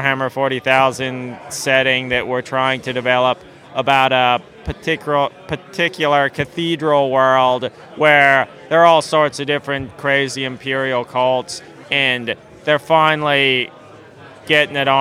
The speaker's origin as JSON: {"language": "English", "region": "Pennsylvania", "country": "United States", "tie": "born or raised there", "said": "growing up in Pennsylvania, it wouldn't snow a ton"}